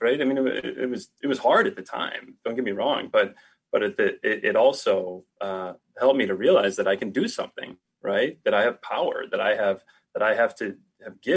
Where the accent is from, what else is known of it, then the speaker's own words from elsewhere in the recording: Toledo, Ohio, United States; moved away; grew up in Ohio, Toledo, just outside of Toledo